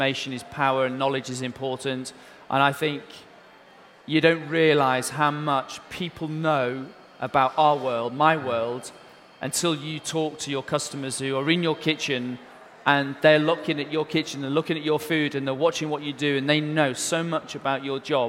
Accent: United Kingdom

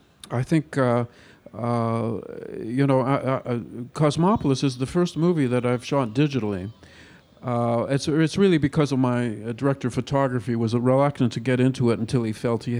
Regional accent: Canada; I'm Canadian

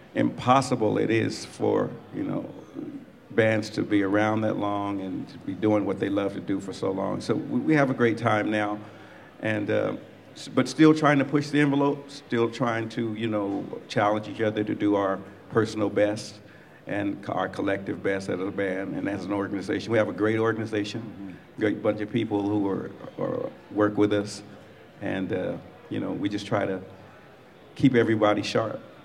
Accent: Colorado, United States; I'm from Colorado originally

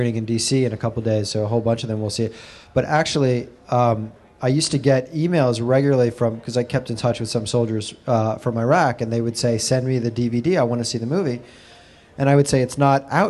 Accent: New York, United States; I'm a New Yorker and born here and raised here

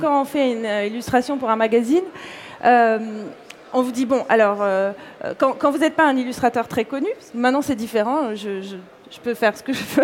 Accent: Corsica, France; also born or lived in Paris; now in New York, United States; je suis née en Corse, j'ai grandi là-bas

